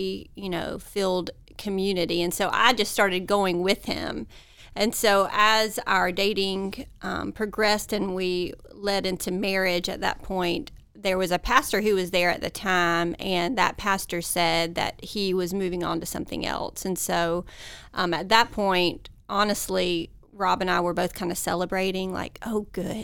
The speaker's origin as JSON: {"language": "English", "town": "Columbus", "region": "Georgia", "country": "United States", "tie": "born or raised there", "said": "I grew up in Columbus, Georgia"}